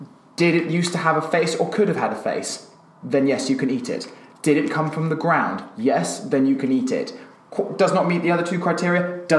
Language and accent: English; Australia; I'm Australian and I like going for a pint.